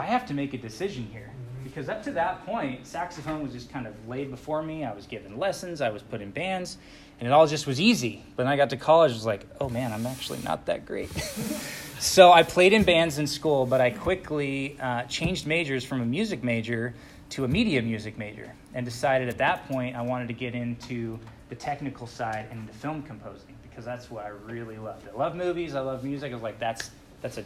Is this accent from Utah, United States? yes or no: yes; Utah, United States; also born or lived in California; I'm actually from Utah